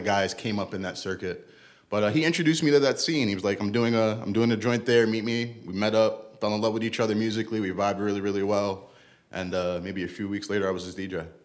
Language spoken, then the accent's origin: English; New York City, New York, United States; also born or lived in Bronx; I'm originally from Brooklyn